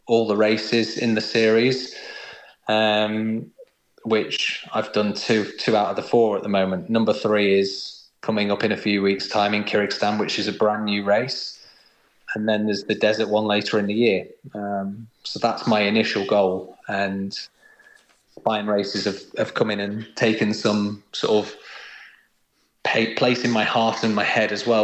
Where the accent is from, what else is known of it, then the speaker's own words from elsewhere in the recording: United Kingdom; being a Brit